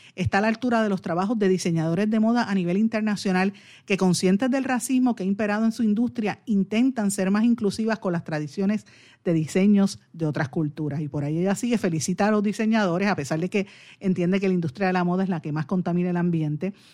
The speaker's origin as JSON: {"language": "Spanish", "country": "Puerto Rico", "said": "como puertorriqueña"}